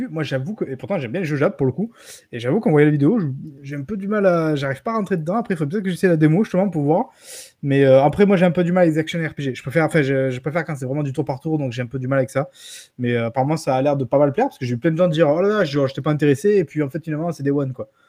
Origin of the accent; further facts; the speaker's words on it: France; Moi, je suis, de, la France, je suis français de la France, ok.